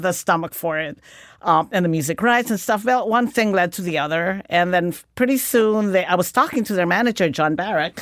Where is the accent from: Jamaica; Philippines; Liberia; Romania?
Philippines; moved away as an adult; Growing up in the Philippines